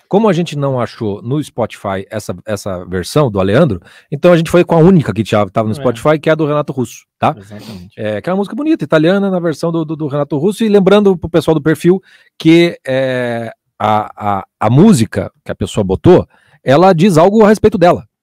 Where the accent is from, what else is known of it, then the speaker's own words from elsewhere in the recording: São Paulo, Brazil; tenho 28 anos, sou de São Paulo, capital.